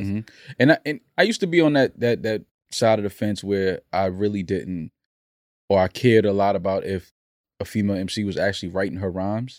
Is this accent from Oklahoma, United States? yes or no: no; New York City, New York, United States; I've climbed many, many rooftops growing up in the Bronx